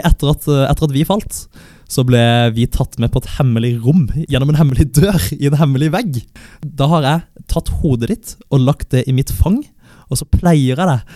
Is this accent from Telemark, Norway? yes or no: no; Kristiansand, Agder, Norway; jeg er 23 år, jeg er fra Kristiansand.